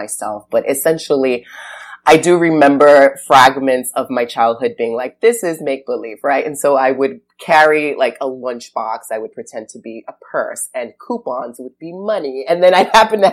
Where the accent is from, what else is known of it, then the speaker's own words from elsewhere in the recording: New York, United States; I grew up in New York, and so we would frequent Barnes and Nobles pretty often